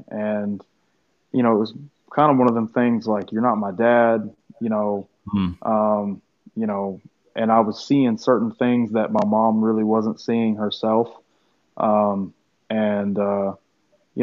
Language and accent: English; Tennessee, United States; I'm from Tennessee, and me and my mom found this church when I was around probably 11 or 12